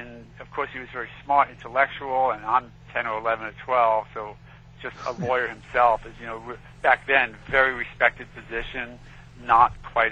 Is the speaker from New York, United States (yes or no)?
yes; New York City, New York, United States; moved away; I grew up in Queens, so, you know, I love New York